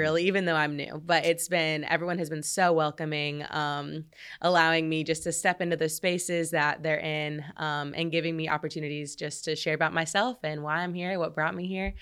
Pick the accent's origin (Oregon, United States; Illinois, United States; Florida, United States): Illinois, United States; Red Bud; moved away; I grew up in a really small town in Illinois called Redbud